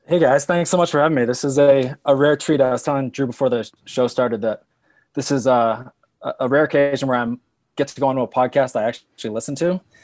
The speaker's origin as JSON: {"language": "English", "region": "New England", "country": "United States", "tie": "born or raised there", "moved": "yes", "lives_now": "Colorado, United States", "said": "I grew up in New England where it's all kind of just boring granite"}